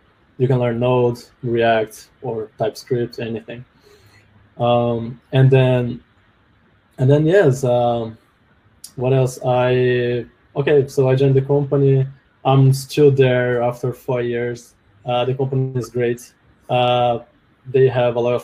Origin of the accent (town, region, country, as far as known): Brazil; English is a second language; moved away as an adult; also born or lived in Canada; now in Vancouver, Canada